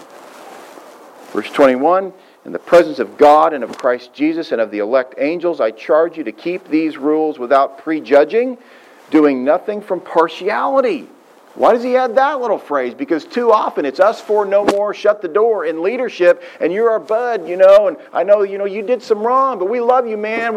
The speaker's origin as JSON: {"language": "English", "region": "Southwest Missouri", "country": "United States", "tie": "born or raised there", "said": "When I was a boy growing up in Southwest Missouri"}